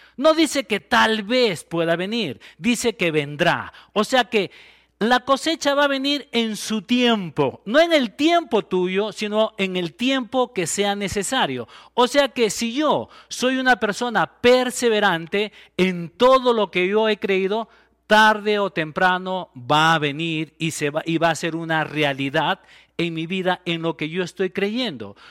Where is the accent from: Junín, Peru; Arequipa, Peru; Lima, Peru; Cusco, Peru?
Arequipa, Peru; Estamos realmente nosotros como arequipeños, estamos orgullosos de ser arequipeños